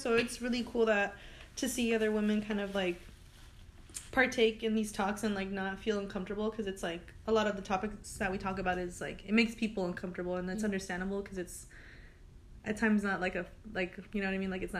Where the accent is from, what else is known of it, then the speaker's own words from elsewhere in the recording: Montebello, California, United States; also born or lived in Lynwood; I was born in Linwood, but I moved to Montebello when I was 2. I've grown up here ever since.